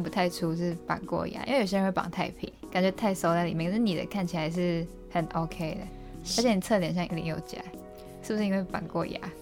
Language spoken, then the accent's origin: Chinese; Malaysia; moved away as an adult; now in Taiwan; 我们其实是马来西亚人